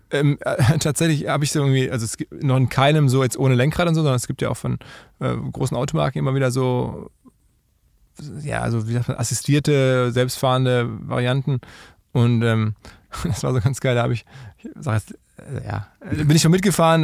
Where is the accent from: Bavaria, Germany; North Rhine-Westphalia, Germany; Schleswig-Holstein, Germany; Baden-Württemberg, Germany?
North Rhine-Westphalia, Germany; Essen; Ich bin ja aus Essen